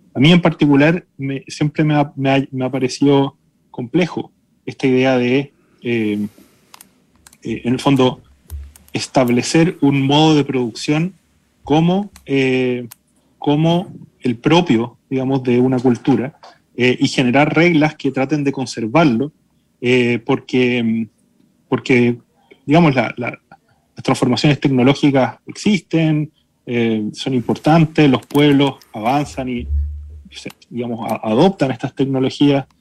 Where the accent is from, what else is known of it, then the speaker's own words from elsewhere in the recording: Chile; los chilenos somos un pueblo mestizo